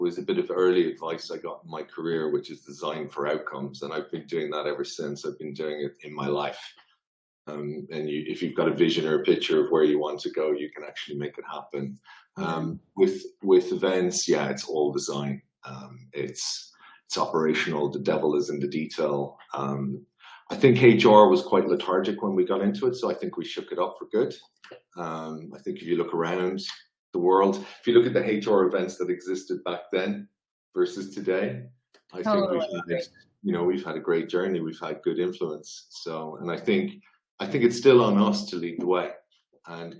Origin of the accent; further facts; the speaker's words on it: Ireland; moved away; also born or lived in Asia Pacific; I'm Irish